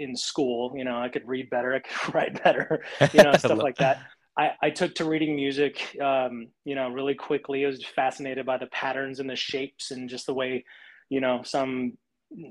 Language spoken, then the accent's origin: English; Abilene, Texas, United States; now in Southern California, United States; my hometown, Abilene, Texas.